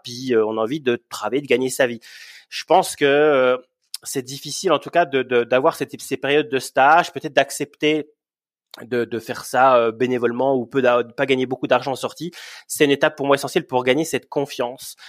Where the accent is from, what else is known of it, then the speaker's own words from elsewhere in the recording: Bourgogne-Franche-Comté, France; moved away as an adult; also born or lived in Montreal, Canada; now in Yukon, Canada; à la base, je suis de Franche-Comté